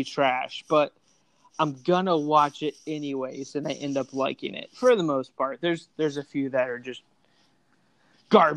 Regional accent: Indian River County, Florida, United States; We're both from Indian River County, Florida

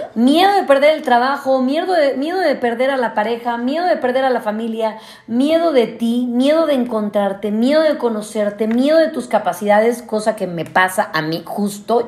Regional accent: Mexico City, Mexico; yo que soy chilanga

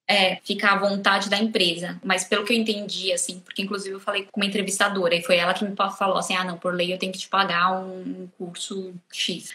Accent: Brazil; moved away as an adult; now in Portugal

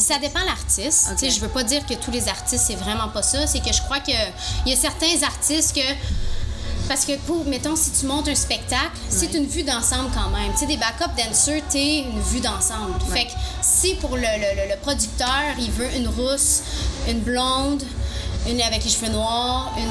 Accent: Gatineau, Quebec, Canada; je vais revenir dans mon patelin. Je vais revenir à Gatineau

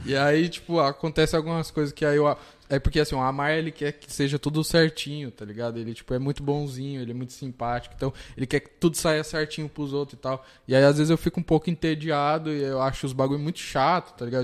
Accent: Mauá, São Paulo, Brazil; Eu sou de Mauá

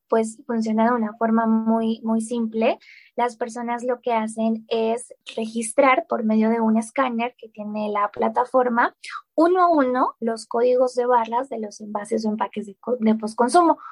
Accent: Colombia; moved away as an adult; now in Mexico; Sí, yo soy colombiana, eh, nací en Colombia, viví en Colombia toda mi vida, pero hace tres años y medio, más o menos, ya casi cuatro años, em, me fui a vivir a México

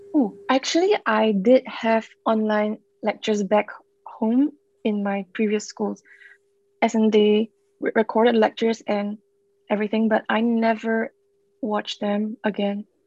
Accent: Singapore; moved away; I'm from Singapore

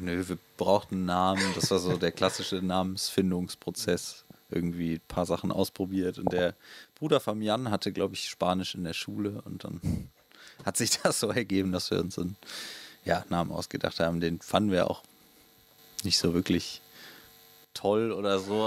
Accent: Willich, North Rhine-Westphalia, Germany; wir kommen beide aus Anrat

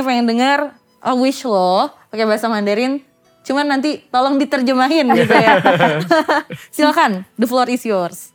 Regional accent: Padang, West Sumatra, Indonesia; gue kan orang Padang

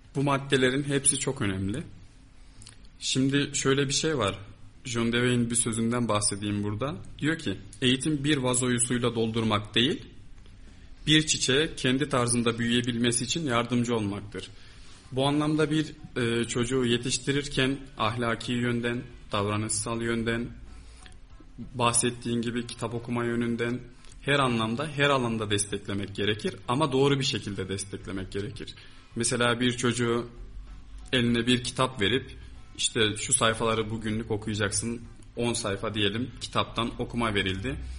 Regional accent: Kayseri, Kayseri Province, Turkey; burada doğdum, büyüdüm. Yani burada yaşıyorum.

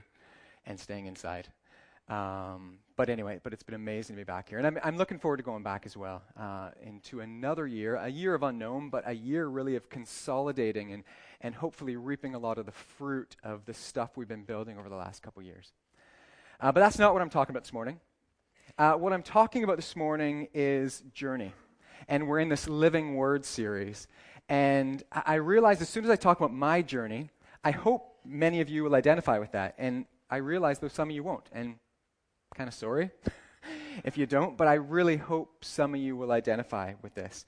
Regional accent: Northern Ireland, United Kingdom; moved away as an adult; also born or lived in Canada; now in United Arab Emirates; live in the UAE, Canadian, but live most of my life in Ireland

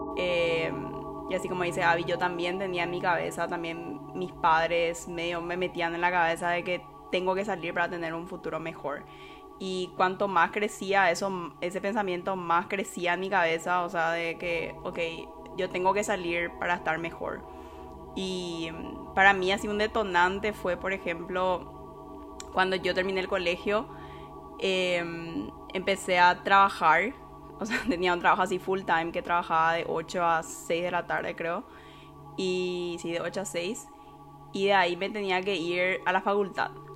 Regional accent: Paraguay; moved away as an adult; now in Canada; cuando yo salí de Paraguay

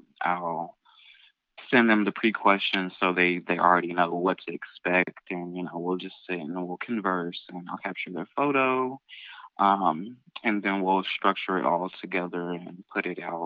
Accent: Louisville, Kentucky, United States; I'm born and raised here, and I have been here all 26 years of my life.

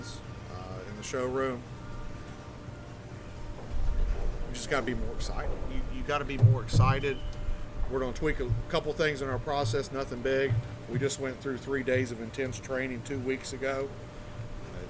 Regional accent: Flatwoods, Kentucky, United States; born and raised in Flatwoods, Russell

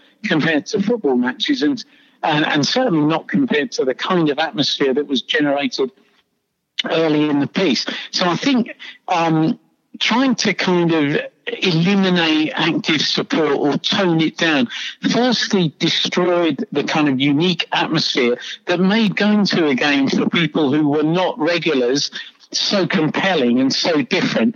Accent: London, United Kingdom; now in Australia; as you can tell by my accent, I'm from London. Well, you can tell I'm English. I am from London.

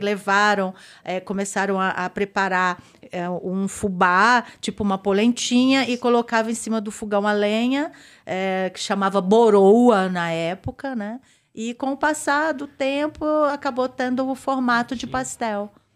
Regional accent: Espírito Santo, Brazil; also born or lived in Natal / Belo Horizonte; now in São Paulo, Brazil; lá na minha terra, né? Que eu tenho que puxar a sardinha para o Espírito Santo

